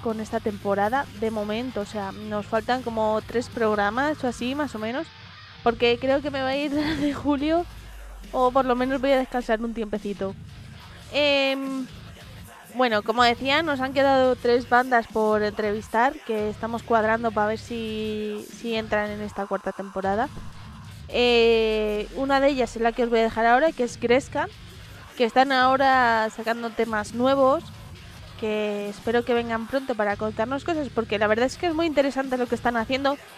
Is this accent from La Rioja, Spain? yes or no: no; Madrid, Community of Madrid, Spain; sabéis que soy gata, ¿vale? Porque soy madrileña, de tercera generación